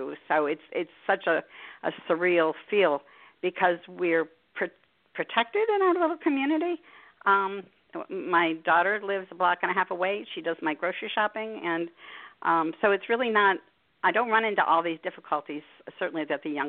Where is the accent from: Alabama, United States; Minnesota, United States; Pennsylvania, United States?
Pennsylvania, United States; Harrisburg; I am from Harrisburg, Pennsylvania